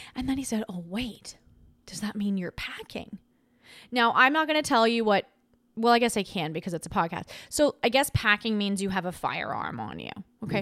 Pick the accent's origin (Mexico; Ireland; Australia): Australia; moved away; I grew up in Australia